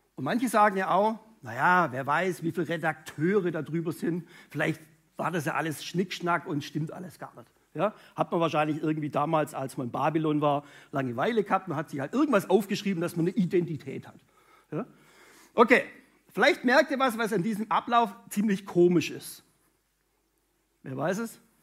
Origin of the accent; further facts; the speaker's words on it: Münchingen, Baden-Württemberg, Germany; Ursprungsfamilie komme ich aus Münchingen bei Stuttgart